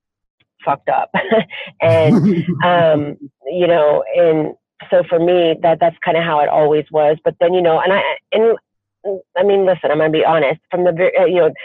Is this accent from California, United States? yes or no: no; Lima, Ohio, United States; moved away as an adult; now in Cleveland, United States; Lima, Ohio.